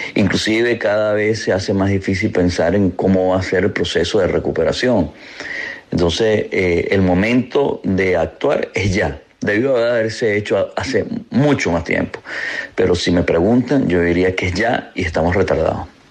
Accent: Venezuela; Como venezolano

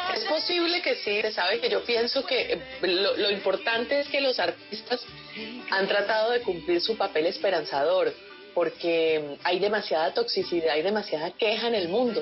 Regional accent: Ginebra, Valle del Cauca, Colombia; now in United States; Ginebra, mi tierra

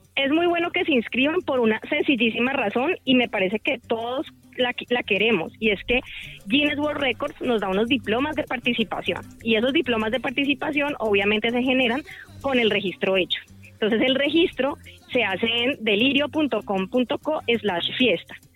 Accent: Cali, Valle del Cauca, Colombia; esa identidad festiva que nos caracteriza como caleños, como vallecaucanos

